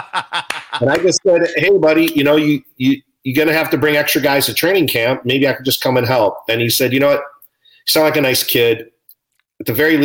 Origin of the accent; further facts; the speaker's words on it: Chicago, Illinois, United States; I grew up in Chicago on the north side, diehard Chicago fan.